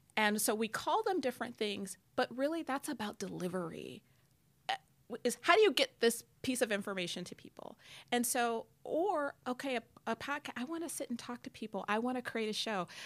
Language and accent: English; Detroit, Michigan, United States; I grew up in Detroit